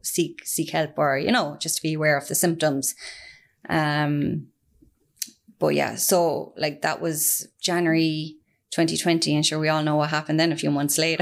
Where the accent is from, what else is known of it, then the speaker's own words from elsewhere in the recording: Ireland; also born or lived in Australia; I'm originally from Firhill in the north side, born and bred.